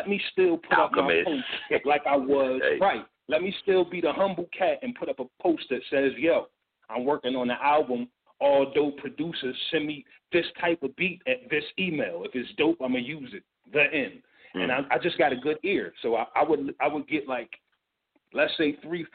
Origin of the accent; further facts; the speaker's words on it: Philadelphia, Pennsylvania, United States; I'm from Philly